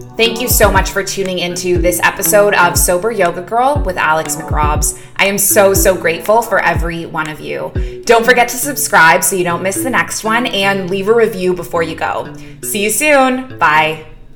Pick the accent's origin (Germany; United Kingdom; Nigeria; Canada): Canada; Toronto, Ontario; moved away as an adult; now in Middle East; I'm originally from Toronto